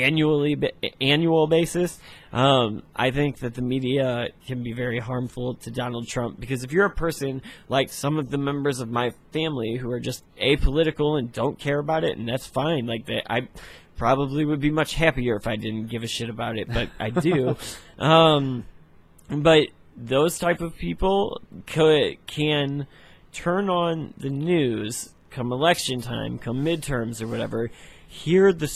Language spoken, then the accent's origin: English; United States; as the American people